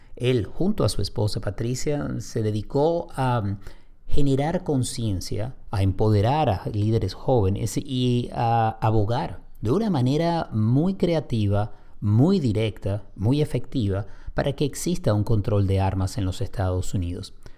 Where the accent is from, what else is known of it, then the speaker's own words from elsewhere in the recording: Caracas, Capital District, Venezuela; somos ambos venezolanos y crecimos en Caracas